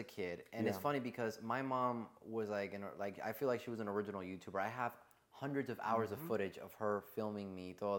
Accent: Puerto Rico; born or raised there; moved away; also born or lived in Miami

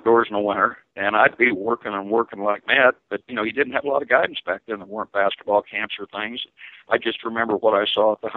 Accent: Muncie, Indiana, United States; I grew up in Muncie, Indiana, in a very tough time

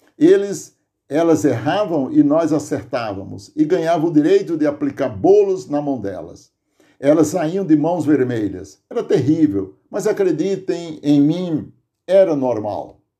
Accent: Aurora, Ceará, Brazil; now in Santo André, Brazil; natural do Tipi, distrito de Aurora, Ceará

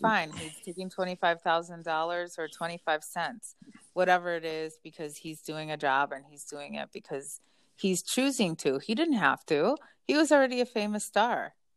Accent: United States; I'm American

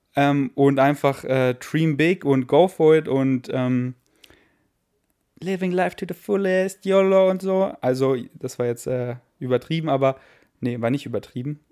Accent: Germany; first language German; also born or lived in Königsleiten, Austria / Berlin / Munich; ich bin 100% Deutscher

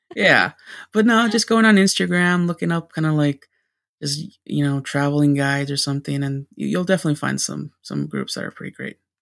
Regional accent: California, United States; California. It's, it's my home state

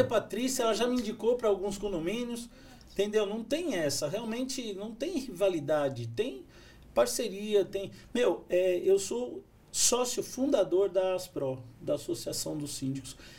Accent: São Paulo, Brazil; moved away as an adult; now in São José dos Campos, Brazil; Eu sou de São Paulo, capital

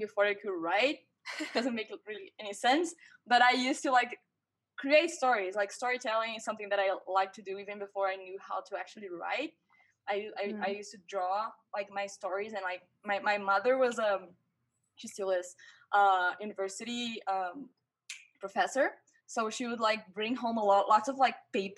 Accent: Brazil; first language Portuguese; English is a second language; also born or lived in Vancouver, Canada; I graduated in film university here in my hometown, Brazil

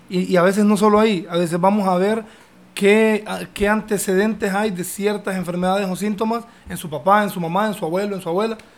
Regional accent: Italy; now in Honduras; Yo soy italiano.

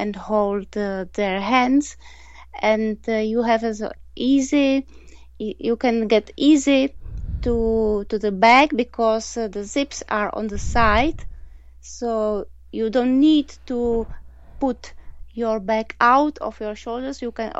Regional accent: Prague, Czechia; English is a second language; now in Nuremberg, Germany; I'm from Prague in Czech Republic. And now I live in Germany, in Nuremberg.

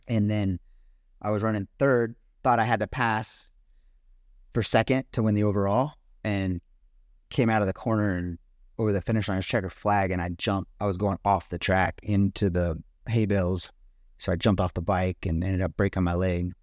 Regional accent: Ramona, California, United States; born or raised there; also born or lived in Poway, California / Alpine, California

